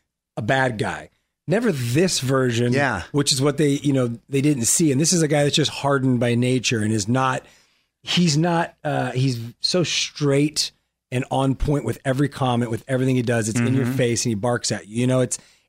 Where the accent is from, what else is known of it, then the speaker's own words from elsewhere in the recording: La Puente, California, United States; I'm from La Puente